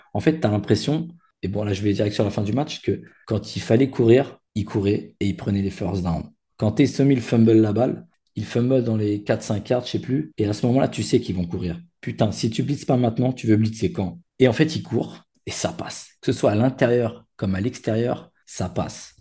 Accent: Paris, Île-de-France, France; chez moi, à Porte de Saint-Ouen.

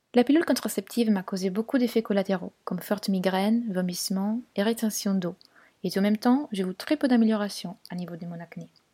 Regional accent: Turin, Piedmont, Italy; French is a second language; moved away as an adult; also born or lived in London; now in Paris, France; à Turin, ma ville natale.

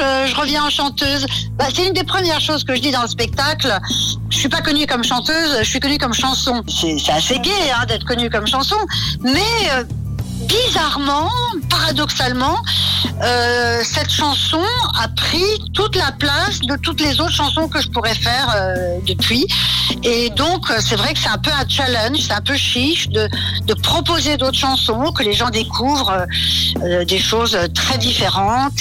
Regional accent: New York, United States; moved away; j'ai été élevée à New York, donc c'est mon autre langue

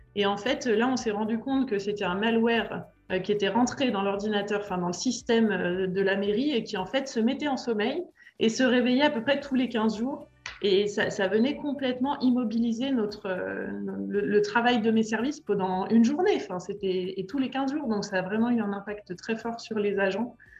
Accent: Annemasse, Auvergne-Rhône-Alpes, France; moved away as an adult; also born or lived in Lyon / Paris; now in Châtel-en-Trièves, France; Je suis originaire d'Annemasse, en Haute-Savoie

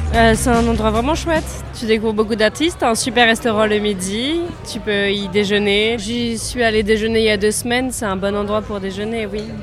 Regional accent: Le Havre, Normandy, France; moved away; je viens du Havre, mais j'avais plus sur le Havre depuis longtemps

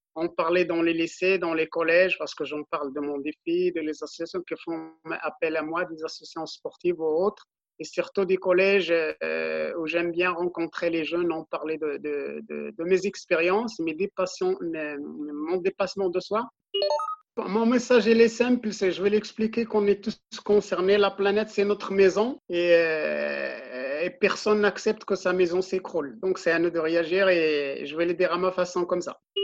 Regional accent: Morocco; now in Auxerre, France; je suis originaire du Maroc dans un petit village euh, qui s'appelle Bzouk, dans le Moyen Atlas euh, du Maroc, donc à 100 km de Marrakech.

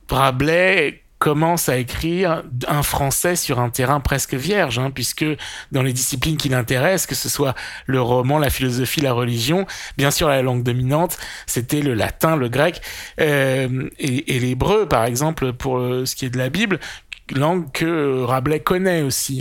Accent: Poitou, Nouvelle-Aquitaine, France; ma région natale, c'est-à-dire le Poitou, l'ouest de la France

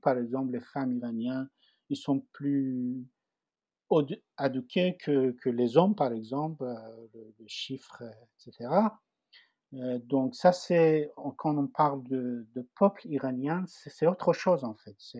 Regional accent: Tehran, Tehran Province, Iran; French is a second language; moved away as an adult; also born or lived in Paris, France; now in France; Je viens de Téhéran, la capitale d'Iran

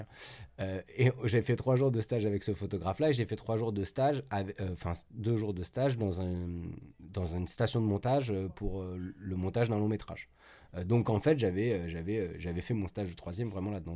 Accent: Paris, Île-de-France, France; now in Saint-Nazaire, France; je suis originaire de Paris mais j'habite maintenant à Saint-Nazaire

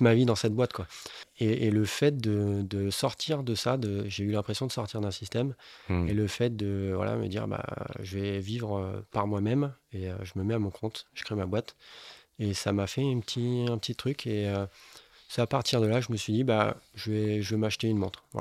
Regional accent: Bordeaux, Nouvelle-Aquitaine, France; Je suis bordelais dans l'âme

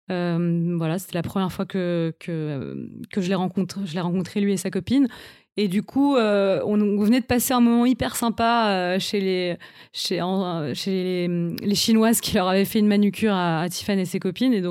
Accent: Paris, Île-de-France, France; suis une Parisienne depuis toujours. J'ai grandi à Paris, j'ai fait toutes mes études à Paris.

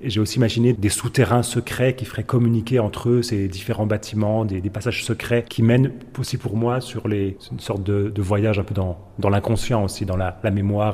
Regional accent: Jura, Bourgogne-Franche-Comté, France; moved away; also born or lived in Épinal; Je suis né dans le Jura

